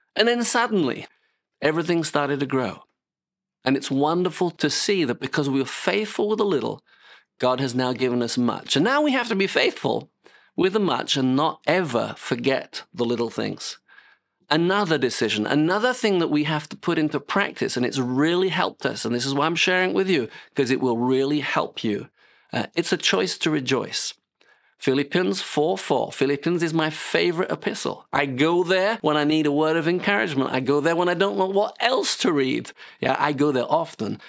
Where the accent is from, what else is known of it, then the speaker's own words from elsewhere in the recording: United Kingdom; moved away as an adult; now in France; I'm British